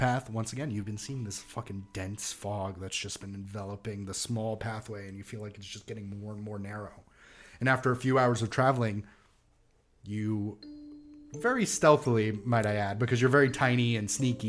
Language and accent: English; New York City, New York, United States; Where I'm fucking from Staten Island.